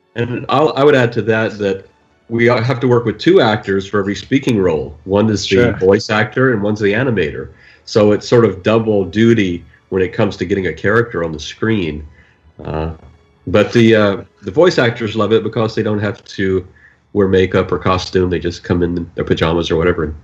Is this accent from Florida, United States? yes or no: no; Tennessee, United States; moved away; I'm really from Tennessee